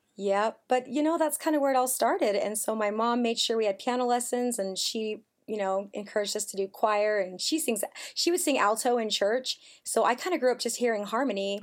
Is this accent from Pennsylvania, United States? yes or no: no; Elk Ridge, Utah, United States; also born or lived in Mississippi; we moved to Elk Ridge, Utah. It's a beautiful place. I loved growing up in Elk Ridge